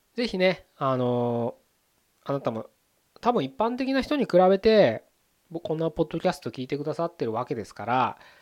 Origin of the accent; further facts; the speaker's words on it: Japan; 僕らこのね日本に生まれて生きてます